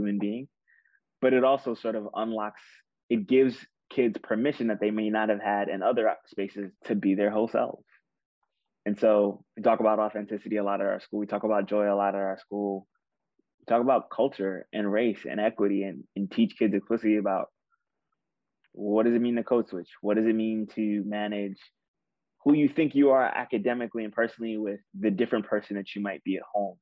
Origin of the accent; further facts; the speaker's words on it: New York City, New York, United States; growing up in Queens